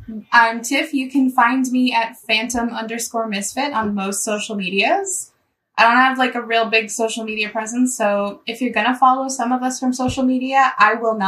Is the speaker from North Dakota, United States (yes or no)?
yes; North Dakota, United States; born or raised there